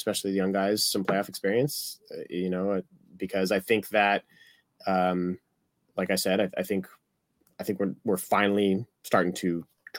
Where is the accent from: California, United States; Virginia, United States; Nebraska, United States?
California, United States; Santa Barbara; also born or lived in Detroit; So even though I grew up in Southern California, Detroit's always been, you know, a home, a second home, an original home, being born there.